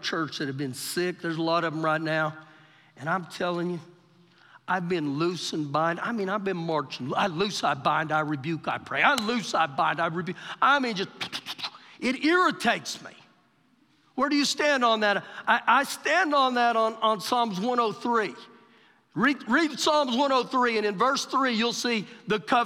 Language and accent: English; Oklahoma, United States; now in Lubbock, United States; we're from Oklahoma, I'm from Oklahoma.